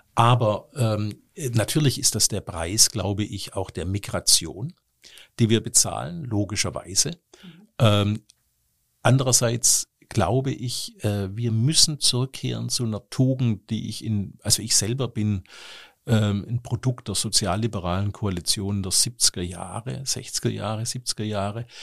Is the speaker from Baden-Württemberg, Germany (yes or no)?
yes; Stuttgart, Baden-Württemberg, Germany; now in Cologne, Germany; aus meiner Heimatstadt Stuttgart